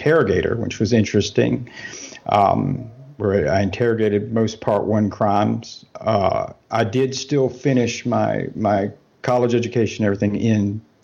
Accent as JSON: {"language": "English", "region": "southern United States", "country": "United States", "tie": "born or raised there", "moved": "as an adult", "lives_now": "Germany", "said": "I am from the States. I grew up, spent my whole life in the southern United States"}